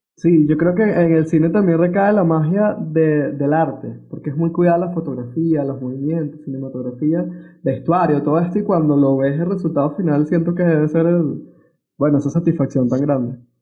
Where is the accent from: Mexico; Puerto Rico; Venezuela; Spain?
Venezuela; moved away; me acerca bastante a mi, a mi pueblo, a mi casa, a mi hogar venezolano y yo crecí viéndolo en las pantallas